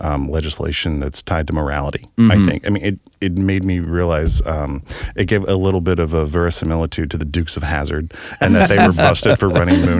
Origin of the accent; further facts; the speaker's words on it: Hope, Arkansas, United States; moved away; I grew up in Hope, Arkansas.